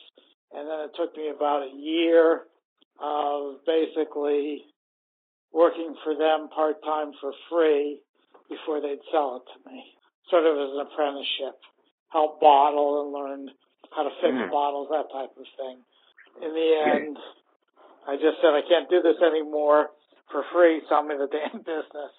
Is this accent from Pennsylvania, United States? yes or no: yes; Pittsburgh, Pennsylvania, United States; also born or lived in Bellport, Long Island, New York; I was born on Long Island in Belport in 1949, and I moved to Pittsburgh in 1955.